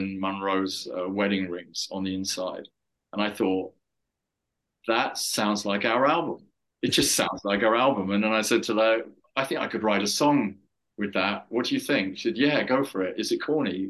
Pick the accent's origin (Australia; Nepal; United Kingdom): United Kingdom; England; I'm an English guy, you know, coming from Europe